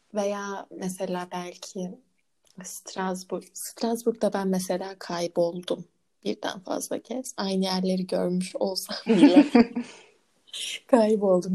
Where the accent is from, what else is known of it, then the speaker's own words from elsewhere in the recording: Ankara, Turkey; Konutkent'e kendimi Hı-hı. çok ait hissediyorum. Çünkü neden? Orada büyüdüm.